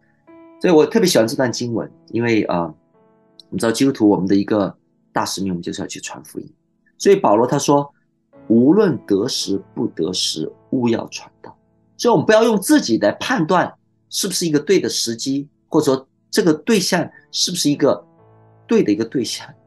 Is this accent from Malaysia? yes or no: no; China; 所以，我们中国人有句呃很有智慧的话，叫做“天有不测风云，人有旦夕祸福”。